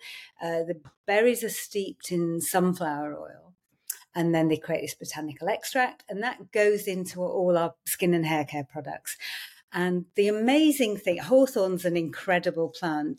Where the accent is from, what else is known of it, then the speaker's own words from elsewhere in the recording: Yorkshire and the Humber, United Kingdom; I grew up in Yorkshire